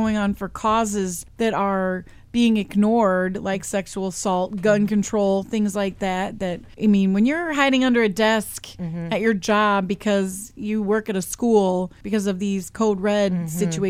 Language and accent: English; United States; We are stronger as American people.